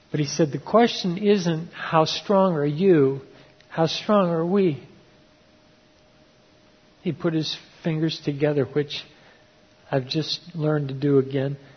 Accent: Ecuador; And because they recognized that I grew up tribal down in Ecuador, they really shared their hearts with me.

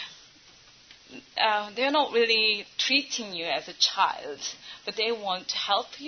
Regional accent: South Korea; English is a second language; now in Bangladesh; I'm from South Korea.

